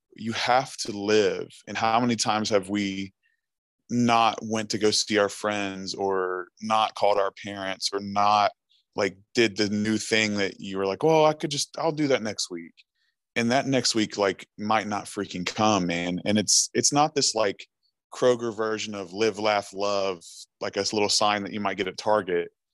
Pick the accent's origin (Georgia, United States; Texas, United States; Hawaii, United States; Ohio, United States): Ohio, United States; Chesapeake; also born or lived in Huntington, West Virginia; I'm actually from Chesapeake, Ohio